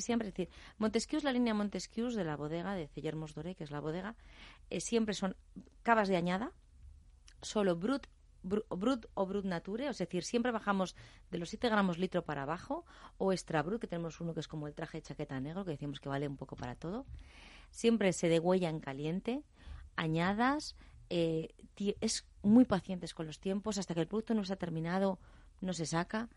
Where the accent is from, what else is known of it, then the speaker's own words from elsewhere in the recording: Aranda de Duero, Castile and León, Spain; moved away; also born or lived in Catalonia; Yo soy de Aranda de Duero